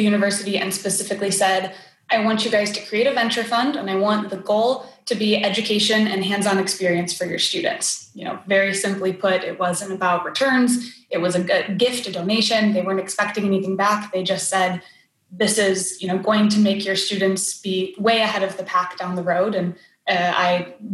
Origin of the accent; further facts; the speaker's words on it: Cleveland, Ohio, United States; born and raised here. Grew up west side of Cleveland.